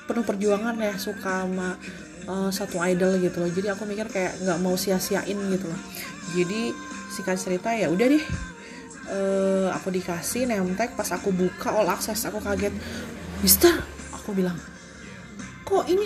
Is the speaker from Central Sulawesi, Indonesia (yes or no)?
no; Cianjur, West Java, Indonesia; itu dari kampung aku kebetulan admin juga uh, admin di toko aku kebetulan dari Cianjur